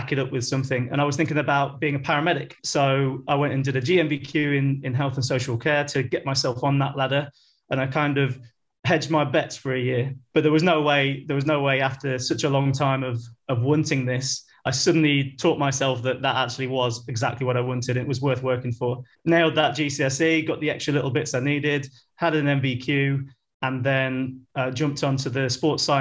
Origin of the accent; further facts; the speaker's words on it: Leicester, East Midlands, United Kingdom; moved away as an adult; now in Shanghai, China; when I was a young lad growing up in Leicester